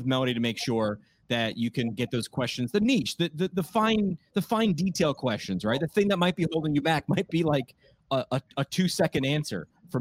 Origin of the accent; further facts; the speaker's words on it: New York, United States; I'm from New York